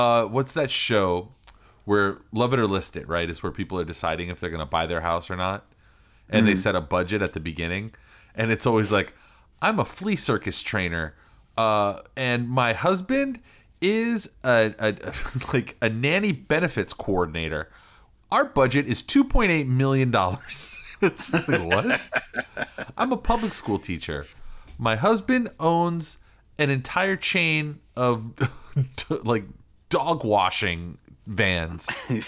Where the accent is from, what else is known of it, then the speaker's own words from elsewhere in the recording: Brisbane, Queensland, Australia; I'm from Brisbane, Australia.